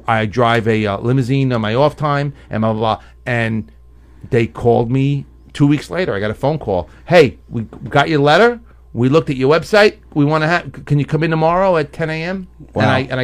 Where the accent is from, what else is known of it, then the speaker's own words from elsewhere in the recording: New York City, New York, United States; where are you from? And I'm like, Queens.